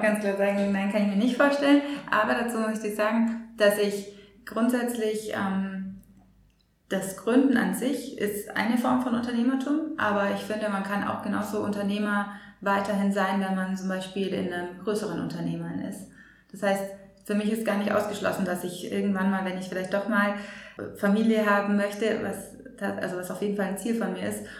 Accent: Germany; als Deutsche

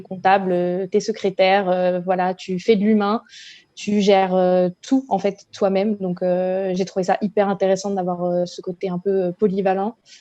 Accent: La Rochelle, Nouvelle-Aquitaine, France; moved away as an adult; now in Paris, France; Je suis originaire de La Rochelle et j'habite à Paris depuis bientôt 5 ans

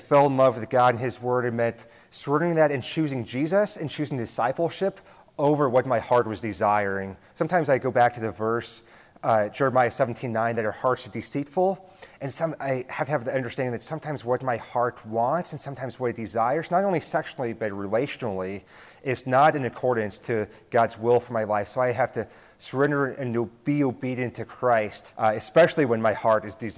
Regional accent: Nebraska, United States; I'm from Nebraska, born and raised here

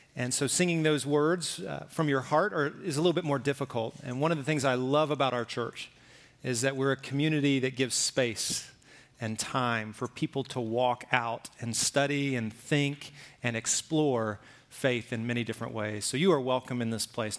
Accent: Alabama, United States; also born or lived in Oklahoma; now in Arizona, United States; I lived in Alabama, I grew up in Alabama

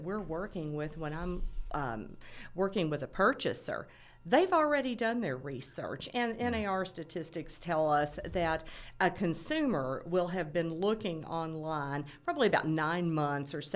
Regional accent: Lexington, Kentucky, United States; I grew up in Lexington, Kentucky, and answering the phone for Star Realty Company

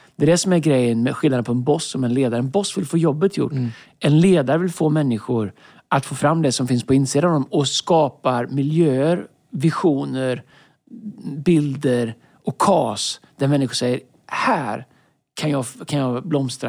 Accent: Tidaholm, Västra Götaland, Sweden; moved away; När jag växte upp i Tidaholm, fantastisk stad

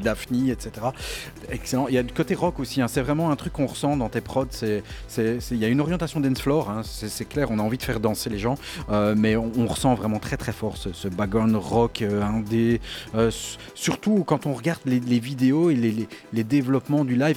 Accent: Belgium; je suis de Belgique.

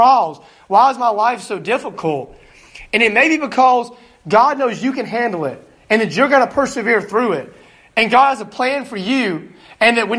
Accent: Alabama, United States; moved away as an adult; now in Greenville, Illinois, United States; I'm from Alabama

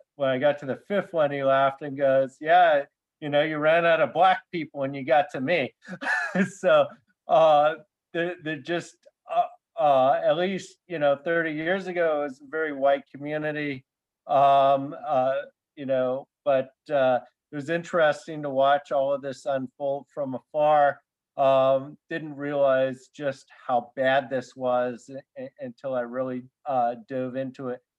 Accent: San Luis Obispo, California, United States; growing up in San Luis Obispo

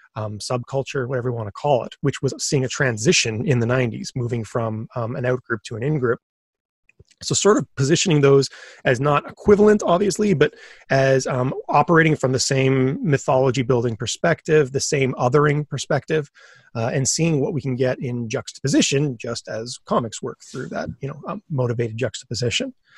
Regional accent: Thunder Bay, Ontario, Canada; moved away; also born or lived in Waterloo; I'm from Thunder Bay, where getting comics is real

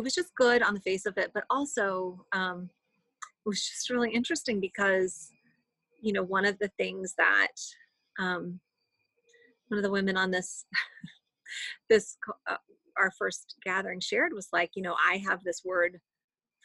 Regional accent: United States; as mainline American Christians

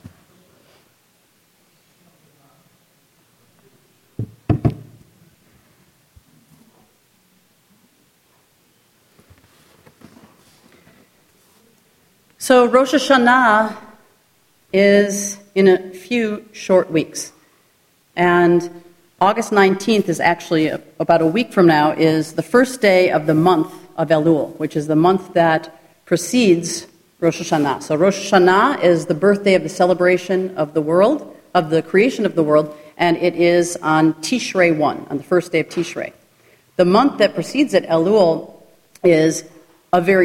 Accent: Glencoe, Illinois, United States; also born or lived in Jerusalem; I grew up in the Reform community in Chicago

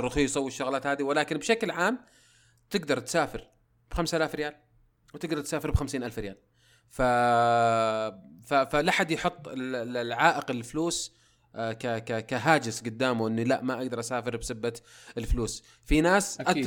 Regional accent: Saudi Arabia; احنا كسعوديين

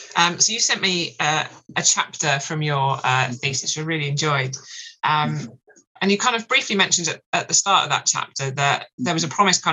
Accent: London, United Kingdom; moved away as an adult; now in south coast, United Kingdom; I'm from West London originally

